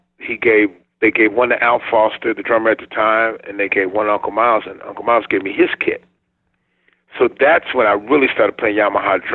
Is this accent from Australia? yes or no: no; Chicago, Illinois, United States; now in Los Angeles, United States; I grew up on the south side of Chicago